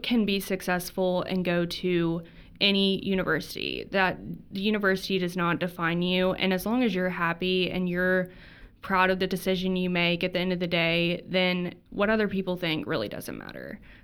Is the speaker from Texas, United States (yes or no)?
yes; Texas, United States; moved away as an adult; also born or lived in Mississippi; I'm from Texas